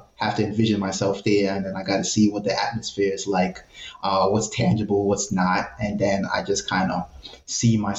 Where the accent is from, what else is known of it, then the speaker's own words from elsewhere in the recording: New York City, New York, United States; I'm from a place called the West Bronx